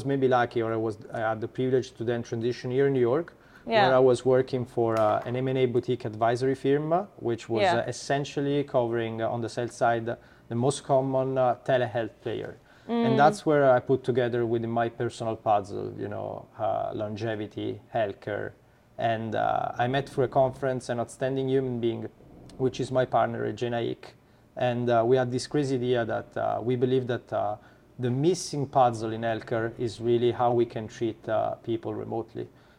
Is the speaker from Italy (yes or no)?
yes; Italy; accent: Italian; English is a second language; now in United States; As you can probably hear from my accent, I'm Italian.